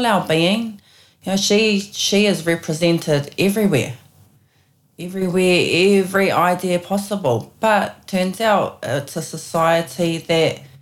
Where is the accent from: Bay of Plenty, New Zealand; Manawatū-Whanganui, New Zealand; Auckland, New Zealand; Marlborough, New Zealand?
Auckland, New Zealand; also born or lived in Hauraki / Waikato; we grew up in West Auckland, so we had the West Coast to relate to growing up